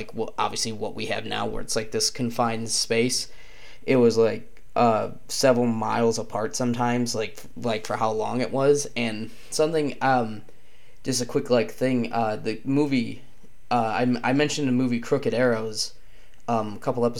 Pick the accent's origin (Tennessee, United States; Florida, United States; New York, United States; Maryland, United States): New York, United States; Penn Yan; growing up in Penyan, we were taught about the history of lacrosse